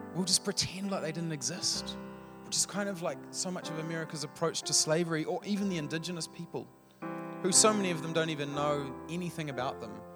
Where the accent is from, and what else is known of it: New Zealand